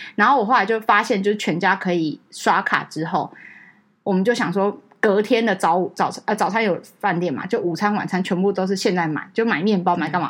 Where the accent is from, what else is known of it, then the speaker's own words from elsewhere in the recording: Taiwan; 我们是台湾来